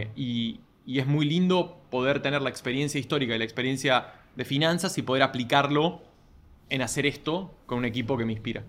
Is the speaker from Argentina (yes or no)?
yes; Argentina; vengo de una familia que por mi nombre es obvio que es italiana, eh, nací en Argentina